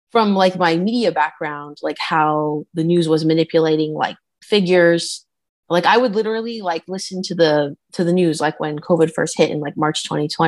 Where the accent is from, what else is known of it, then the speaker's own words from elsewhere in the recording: Canada; I'm from Canada.